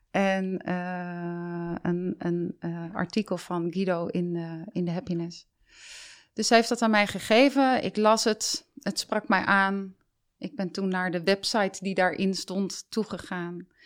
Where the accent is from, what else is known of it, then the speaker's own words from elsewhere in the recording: Delft, South Holland, Netherlands; born there; ik ben dus geboren in Delft, heb daar maar kort gewoond.